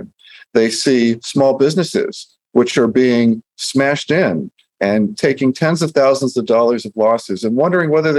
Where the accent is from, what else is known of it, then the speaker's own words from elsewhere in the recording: Long Beach, California, United States; the area that I grew up in Bixby Knolls and Cal Heights